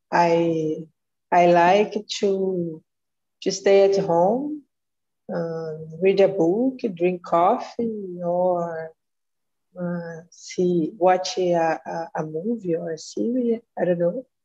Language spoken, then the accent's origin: English; Rio de Janeiro, Brazil; English is a second language; I'm 30 years old. I was born and live in Rio.